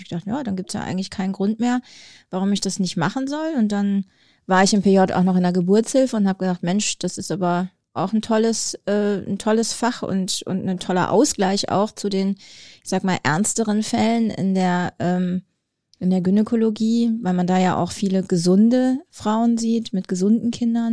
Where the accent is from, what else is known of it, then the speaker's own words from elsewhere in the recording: North Rhine-Westphalia, Germany; also born or lived in Herne / Bonn; now in Wolfsburg, Germany; ich bin in Ostwestfalen groß geworden